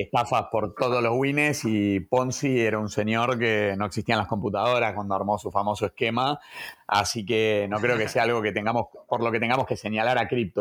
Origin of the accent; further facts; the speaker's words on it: Argentina; somos argentinos